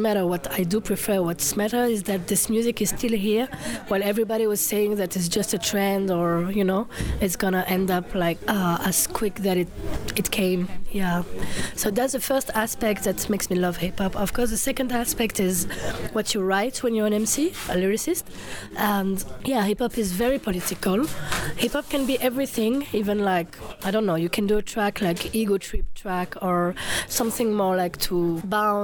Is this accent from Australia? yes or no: no; France; I grew up in France, simply because I have the French citizenship.